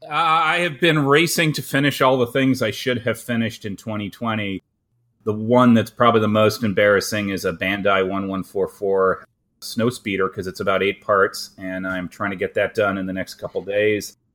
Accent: Canada; I'm a Canadian

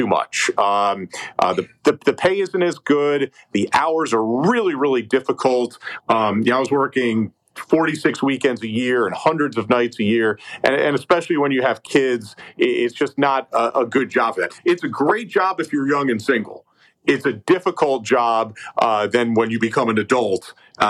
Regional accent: Albany, New York, United States; moved away as an adult; now in Knoxville, United States; I'm originally from Albany, New York.

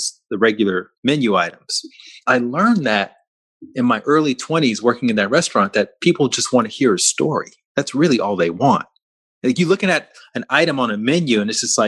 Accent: Alabama, United States; I'm from Alabama, down the street from where you grew up

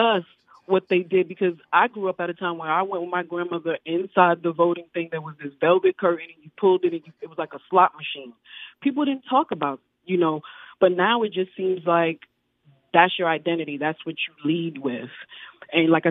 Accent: Pensacola, Florida, United States; I grew up, I had after school, you know, where I grew up in the District 1.

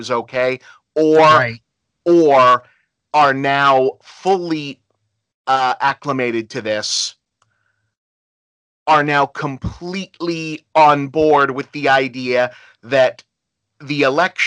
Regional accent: United States; I hate being an American

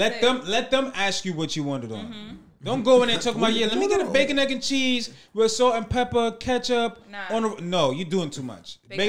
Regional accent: New York, United States; growing up in New York

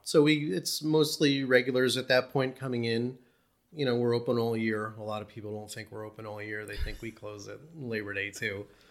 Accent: New Jersey, United States; moved away as an adult; now in East Berne, NY, United States; I grew up in North Jersey.

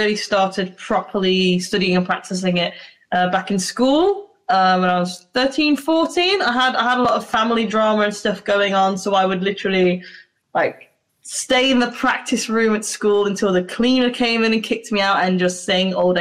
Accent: Nottingham and Derby, East Midlands, United Kingdom; moved away as an adult; now in Birmingham, United Kingdom; I'm from Nottingham and Derby, but I was in like a small town.

